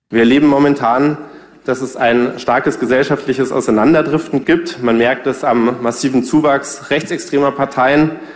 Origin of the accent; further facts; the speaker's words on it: Munich, Bavaria, Germany; ich bin in München geboren und aufgewachsen